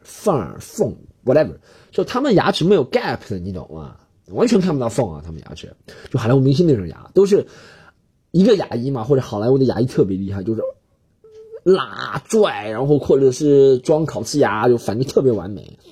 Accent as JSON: {"language": "Chinese", "country": "China", "said": "老子就是中国人，不过洋节"}